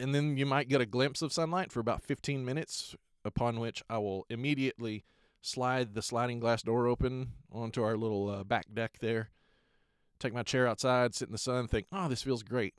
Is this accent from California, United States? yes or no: no; Lubbock, Texas, United States; moved away as an adult; now in Pacific Northwest, United States; back home in Lubbock